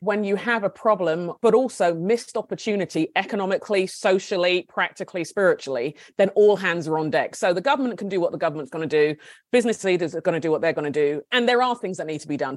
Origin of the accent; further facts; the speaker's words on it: Nigeria; also born or lived in United Kingdom; now in United States; My husband and I are Brits. He's a Scot. I'm Nigerian, and my kids were born in the States.